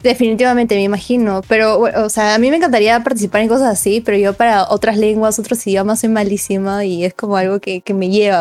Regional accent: Peru; nosotros como peruanos

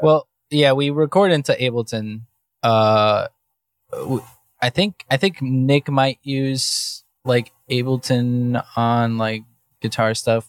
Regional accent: Mexico; now in Cleveland, United States; I was born in Mexico

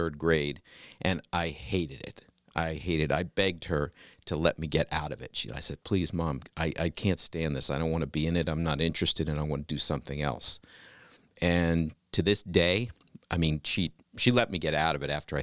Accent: Mill Creek Town, Maryland, United States; I grew up in between Gaithersburg and Rockville, Maryland, a little town called Mill Creek Town

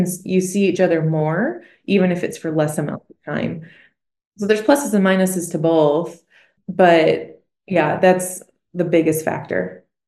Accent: Michigan, United States; moved away as an adult; also born or lived in Bible Belt; I'm from Michigan, and again, I moved to the Bible Belt, and I was so nervous, 'cause where I'm from, you don't share your faith

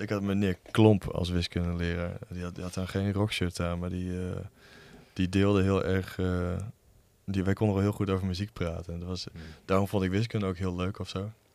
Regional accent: Lemele, Overijssel, Netherlands; Ik kom uit uh, Lemelen. En eh, daar is eh, ja, wel echt een scene. Dat is een heel klein dorpje in, bij Ommen

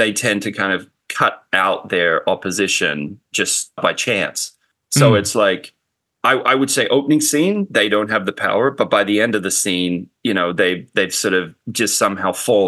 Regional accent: Australia; now in Los Angeles, United States; living in LA and growing up in Australia, the big difference is, like, Australia doesn't have, like, a big film scene.

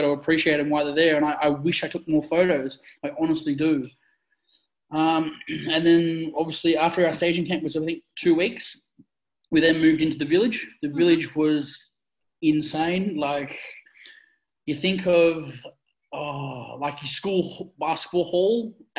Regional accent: Australia; we, as Australian athletes

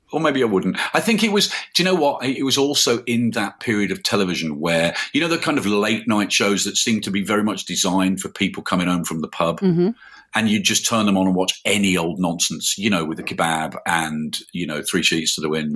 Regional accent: Birmingham, West Midlands, United Kingdom; I'm from Birmingham. I thought I should write about, you know, the city I grew up in.

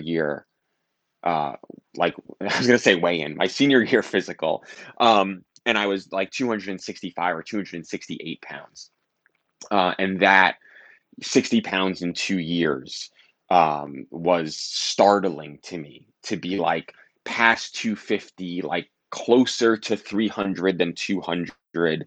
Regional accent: New York City, New York, United States; I grew up in Staten Island. I went to high school in Brooklyn

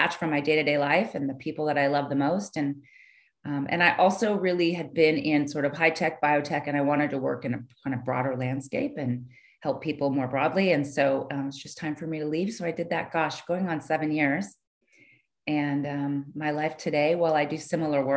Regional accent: California, United States; also born or lived in San Francisco Bay Area, California; So I grew up in California. I'm from California. I grew up down south

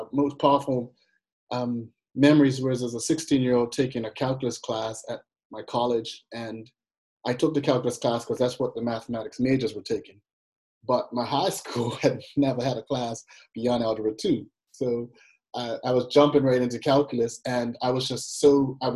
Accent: Bermuda; moved away as an adult; also born or lived in Massachusetts; being away from my home country of Bermuda

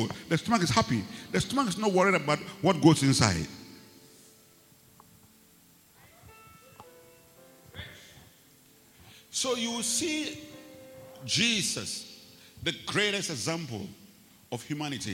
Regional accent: Ghana

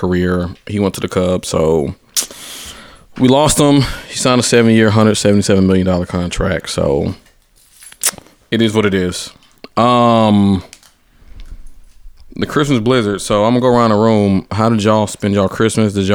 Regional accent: Atlanta, Georgia, United States; moved away; I'm from Atlanta.

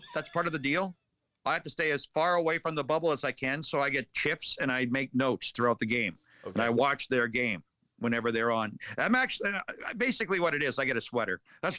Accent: Dauphin, Manitoba, Canada; moved away; his dad still lives in Dauphin and I came from Dauphin

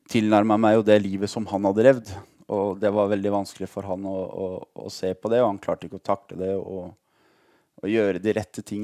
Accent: Lørenskog, Akershus, Norway; also born or lived in Ålesund; Jeg er født i Ålesund faktisk. Man kan ikke høre det på dialekta lenger, men jeg er født i Ålesund. Vi bodde der til jeg var seks år gammel, og så flytta vi til Lørenskog utafor Oslo.

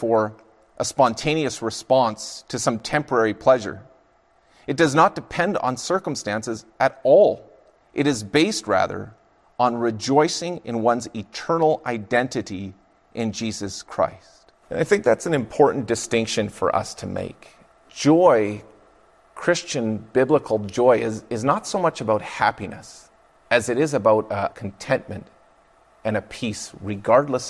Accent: Fraser Valley, British Columbia, Canada; I grew up in the Fraser Valley of British Columbia

